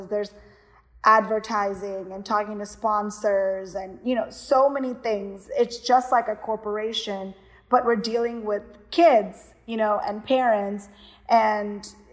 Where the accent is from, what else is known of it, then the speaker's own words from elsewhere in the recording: Kerala, India; now in United States; I'm from Kerala, so anyone who was U.S. Keralites, they would have competitions, or within your church, or anything like community wise.